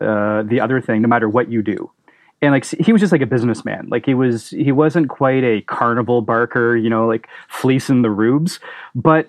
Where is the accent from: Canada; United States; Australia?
Canada